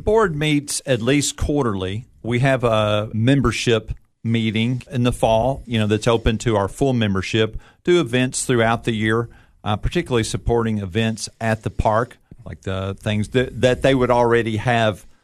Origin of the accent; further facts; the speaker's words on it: Nashville, Tennessee, United States; I grew up in Nashville